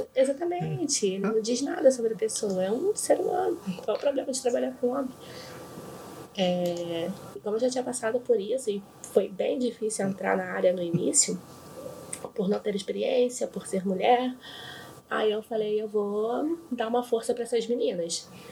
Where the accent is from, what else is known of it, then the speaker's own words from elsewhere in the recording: Rio de Janeiro, Brazil; Eu sou do Rio